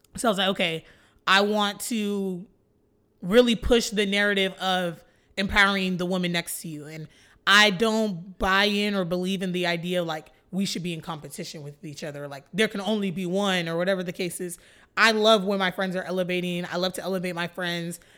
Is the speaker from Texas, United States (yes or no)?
yes; Flower Mound, Texas, United States; I grew up born and raised in Flower Mound, Texas